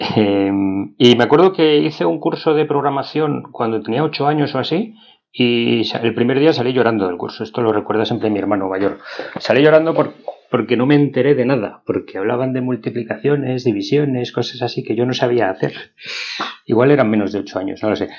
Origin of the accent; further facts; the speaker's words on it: Madrid, Community of Madrid, Spain; yo soy de Madrid, como bien dice mi acento, aunque yo no lo noto, pero sí de aquí de Madrid. No tengo pueblo